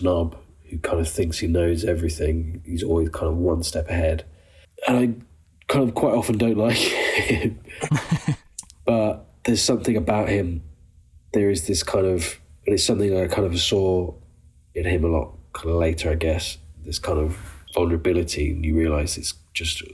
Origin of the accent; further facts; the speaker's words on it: United Kingdom; an introverted British man